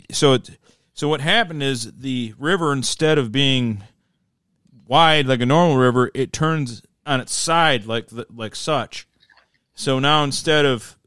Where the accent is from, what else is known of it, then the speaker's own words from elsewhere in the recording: Midwest, United States; I'm from the Midwest